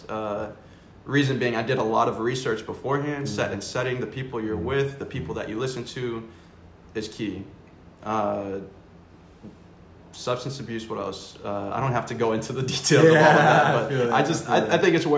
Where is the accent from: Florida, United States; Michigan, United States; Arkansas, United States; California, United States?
Florida, United States; also born or lived in New York; I was born in New York, raised in Florida, with an awesome family